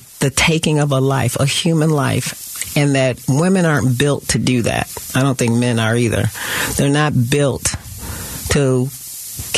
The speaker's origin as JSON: {"language": "English", "town": "Detroit", "region": "Michigan", "country": "United States", "tie": "born or raised there", "said": "Growing up, I grew up in Detroit, Michigan."}